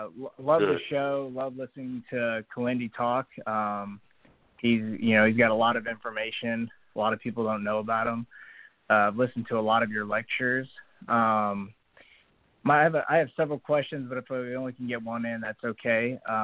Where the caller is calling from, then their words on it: Texas, United States; I'm from Texas.